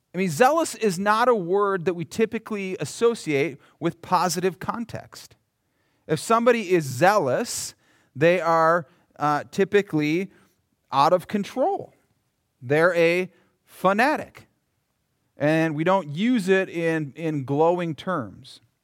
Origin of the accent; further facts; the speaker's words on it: Minnesota, United States; I'm from Minnesota.